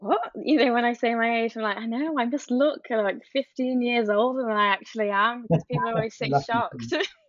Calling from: Wirral, North West England, United Kingdom; From the Wirral.

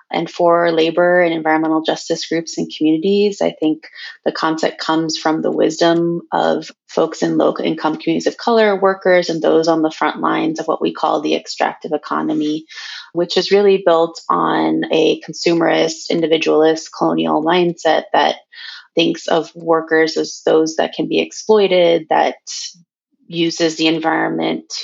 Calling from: Portland, Oregon, United States; I am calling in from Cowlitz Territory, Portland, Oregon.

